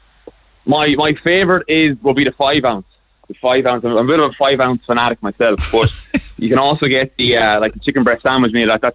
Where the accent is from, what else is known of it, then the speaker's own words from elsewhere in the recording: Galway, Connacht, Ireland; now in Dublin, Ireland; I'm from Banasso and Galway, but I live in Dublin